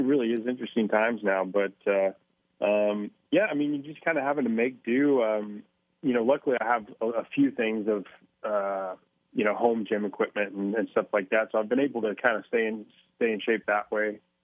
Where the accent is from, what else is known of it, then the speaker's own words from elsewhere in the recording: Mustang, Oklahoma, United States; moved away; also born or lived in Minnesota; growing up in Mustang, I'm sure it's it's it's similar all over Oklahoma